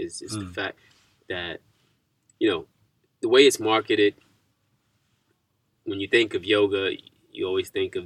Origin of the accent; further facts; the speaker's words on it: New York, United States; I'm from New York